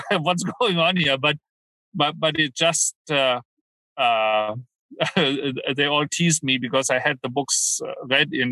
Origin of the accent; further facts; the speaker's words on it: Canada; also born or lived in Germany; Well, way back when. I'm Canadian.